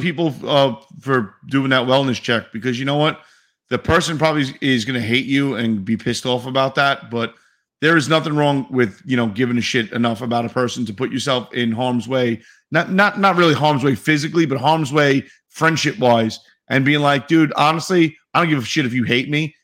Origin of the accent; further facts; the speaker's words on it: New York City, New York, United States; I'm from New York City